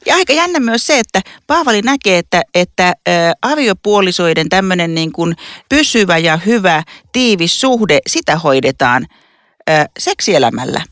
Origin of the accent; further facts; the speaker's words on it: Lapua, South Ostrobothnia, Finland; mä oon siis Etelä-Pohjanmaalta, Lapualta